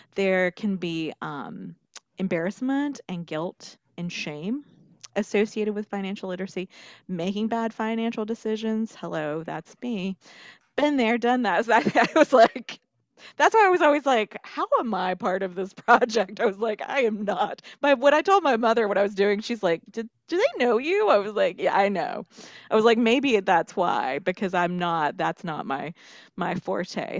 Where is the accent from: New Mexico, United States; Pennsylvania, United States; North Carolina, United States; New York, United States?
North Carolina, United States; Marion; now in Columbia, United States; I came from Western North Carolina, and then I made a stop in the upstate, and now I'm in the Midlands.